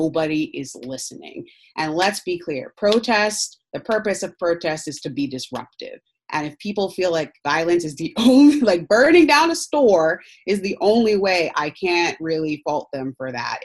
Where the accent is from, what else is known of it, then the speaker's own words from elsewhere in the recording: Baltimore, Maryland, United States; I'm from Baltimore